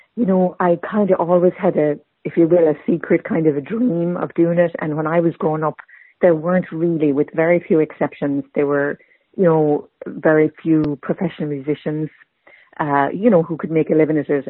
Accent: Tipperary, Munster, Ireland; moved away as an adult; also born or lived in Borrisokane / New England; now in Boston, United States; I was born and raised in Tipperary and came to uh, New England as an adult.

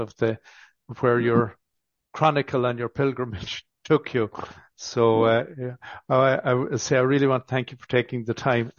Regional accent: County Galway, Connacht, Ireland; moved away; also born or lived in Dublin; originally I'm from County Galway and, worked in Dublin for a number of years

